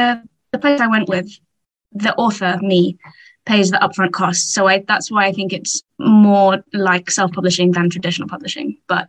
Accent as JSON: {"language": "English", "region": "England", "country": "United Kingdom", "said": "I'm English, as you can tell from the accent."}